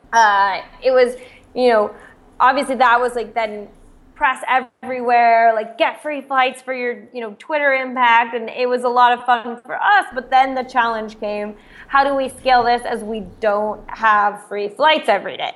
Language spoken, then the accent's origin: English; Eugene, Oregon, United States; moved away; also born or lived in Stanford, California; I'm from Eugene, Oregon. So more of a small town, but also a college town.